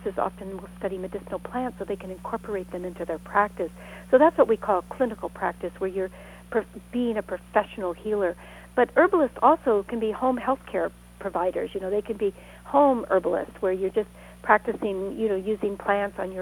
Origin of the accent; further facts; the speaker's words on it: Sonoma County, Northern California, United States; I grew up in Northern California